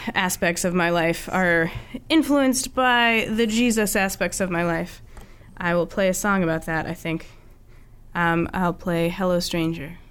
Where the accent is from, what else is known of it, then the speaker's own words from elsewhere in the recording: Pennsylvania, United States; moved away as an adult; also born or lived in Boston area; now in Boston, United States; I'm from Pennsylvania